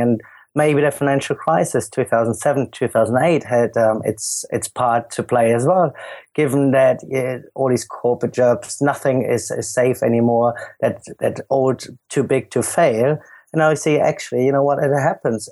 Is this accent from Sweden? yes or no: no; Germany; accent: German; moved away as an adult; also born or lived in London; as you can hear from my accent, I'm, I'm German